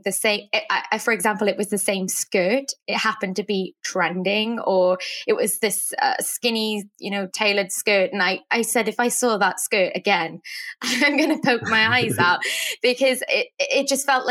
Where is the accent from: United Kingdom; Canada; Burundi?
United Kingdom; Wales; moved away as an adult; also born or lived in New York City; I'm from Wales, and I moved to New York City to study fashion design.